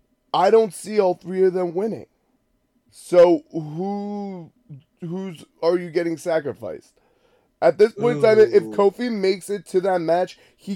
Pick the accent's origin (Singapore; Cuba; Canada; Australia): Canada; So he's Canadian, like I'm Canadian.